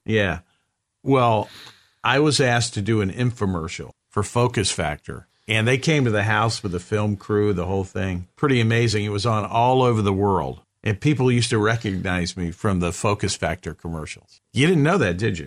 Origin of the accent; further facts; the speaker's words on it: the South, United States; I grew up in the South.